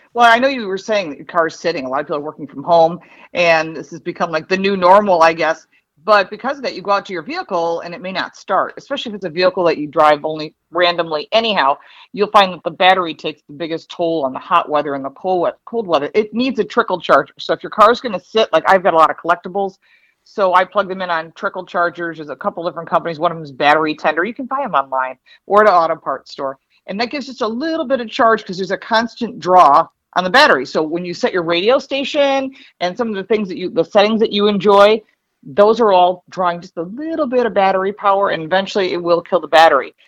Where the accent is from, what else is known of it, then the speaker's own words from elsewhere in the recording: Detroit, Michigan, United States; also born or lived in Dearborn, Michigan; now in Buffalo, United States; I'm from Detroit originally. Actually, I was born in Dearborn